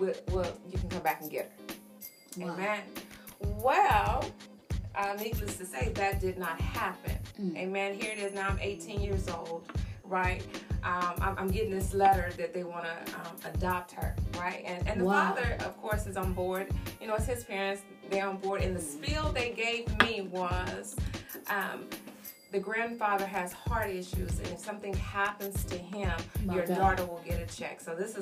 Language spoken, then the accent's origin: English; Arkansas, United States; moved away as an adult; now in Houston, United States; I'm from Arkansas